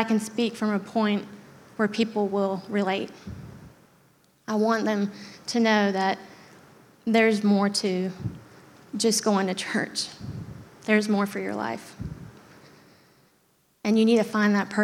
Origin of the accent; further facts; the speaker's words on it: Germany; moved away; I grew up in Germany